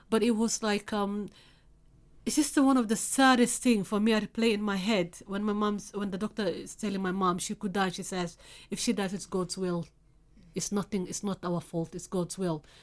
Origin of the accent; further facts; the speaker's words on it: Somalia; now in United Kingdom; I'm from Africa, specifically East Africa, Somalia